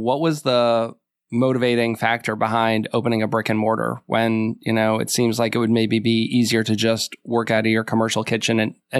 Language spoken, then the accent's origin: English; Massachusetts, United States; I grew up in Massachusetts